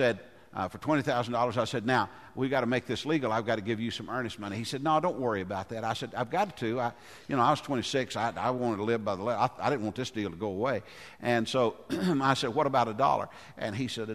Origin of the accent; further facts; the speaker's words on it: Goodlettsville, Tennessee, United States; I grew up in Goodlettsville